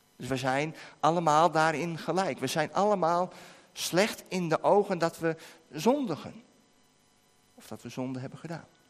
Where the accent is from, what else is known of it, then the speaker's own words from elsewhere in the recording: Netherlands; van ons als Nederlanders